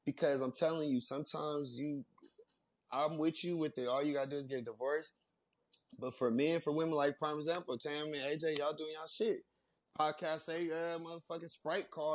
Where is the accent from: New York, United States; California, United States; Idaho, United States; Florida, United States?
California, United States; I grew up gangbanging and shit. You know, I'm from California